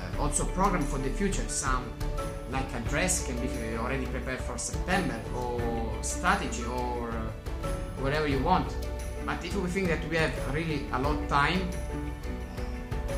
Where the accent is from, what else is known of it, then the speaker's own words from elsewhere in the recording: Italy; from Italy.